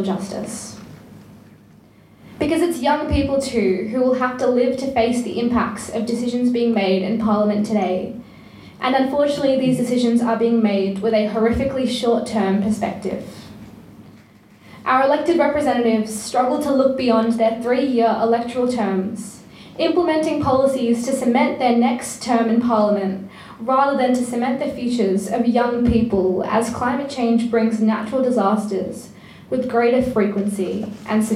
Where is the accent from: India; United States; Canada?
India; now in Australia; I come from a village where cows and stray dogs roam the streets